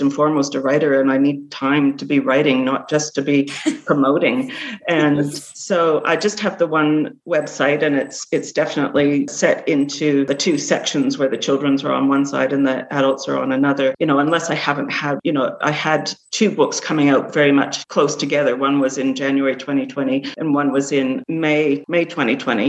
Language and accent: English; Canada; now in Australia; growing up in Canada, living in Australia